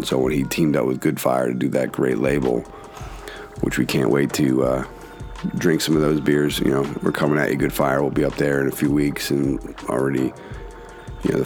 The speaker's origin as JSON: {"language": "English", "town": "Philadelphia", "region": "Pennsylvania", "country": "United States", "tie": "born or raised there", "said": "growing up in Philly, there's tons of graffiti and stuff like"}